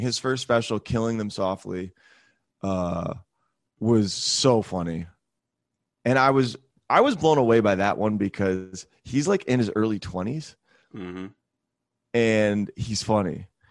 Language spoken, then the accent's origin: English; Michigan, United States; moved away as an adult; also born or lived in Charlotte / Atlanta; now in Greenville, United States; I'm from Michigan originally